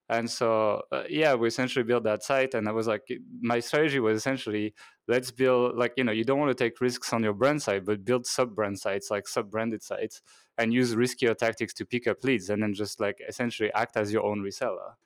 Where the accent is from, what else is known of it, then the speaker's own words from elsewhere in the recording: Normandy, France; moved away as an adult; also born or lived in Hong Kong; now in Budapest, Hungary; I'm actually French. Uh, so I was born in Normandy, in France.